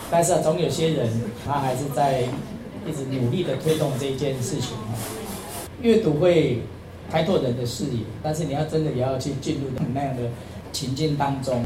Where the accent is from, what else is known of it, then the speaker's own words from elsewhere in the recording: Taitung County, Taiwan; 我希望我的家乡啦，我希望我亲爱的台东